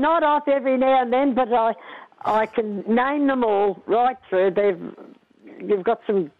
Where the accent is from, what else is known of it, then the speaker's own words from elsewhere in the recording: Colac, Victoria, Australia; I come from Colwick, as you know.